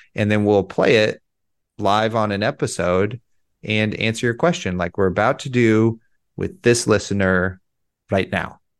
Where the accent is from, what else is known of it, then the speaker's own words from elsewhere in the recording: United States; I'm an American, that those count towards me also, even though I live, uh, one mile from the Pacific Ocean